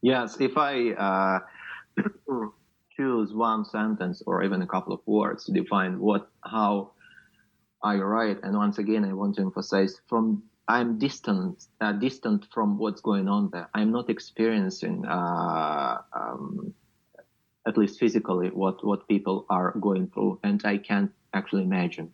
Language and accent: English; Luhansk Oblast, Ukraine; moved away as an adult; I'm from Luhansk region